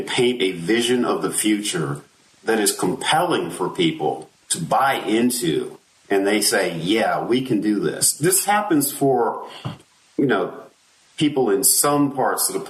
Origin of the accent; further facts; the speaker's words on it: Maryland, United States; I grew up in Maryland